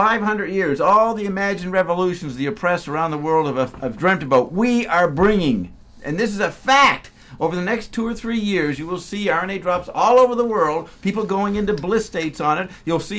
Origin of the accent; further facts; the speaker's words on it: Paris, Île-de-France, France; now in Maui, United States; Paris, France.